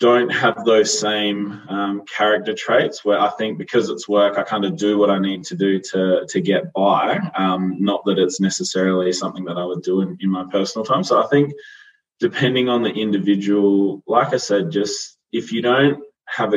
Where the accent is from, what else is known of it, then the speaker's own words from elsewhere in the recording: Yorke Peninsula, South Australia, Australia; moved away as an adult; also born or lived in Adelaide; now in Melbourne, Australia; a country kid from a town of 5,000 people